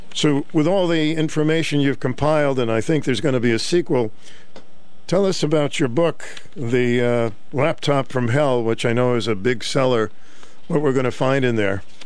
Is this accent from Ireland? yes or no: no; Boston, Massachusetts, United States; When I grew up in Boston